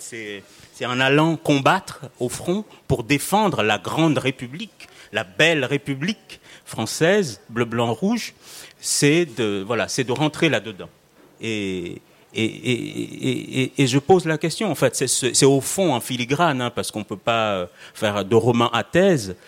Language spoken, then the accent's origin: French; Mayotte